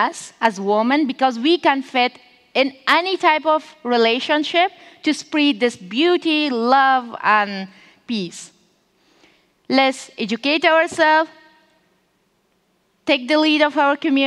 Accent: Afghanistan

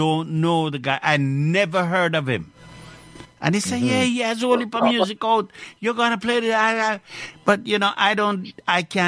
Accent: Clarendon, Jamaica; now in Montreal, Canada; I come from Clarendon

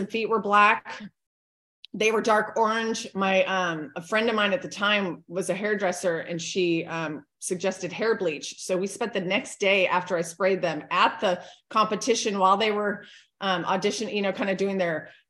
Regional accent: California, United States; also born or lived in Hawaii; now in Hernando, United States; I was born and raised in California

